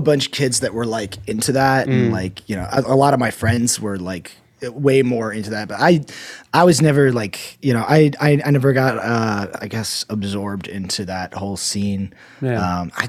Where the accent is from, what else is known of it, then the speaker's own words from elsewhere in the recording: Columbus, Ohio, United States; moved away; also born or lived in Akron / Florida / Utah / Idaho; So I was born in Akron. I grew up in Columbus, family in Cleveland. Then my family moved to, like when 2008 happened, my family ended up moving to Florida for my dad to get a new job.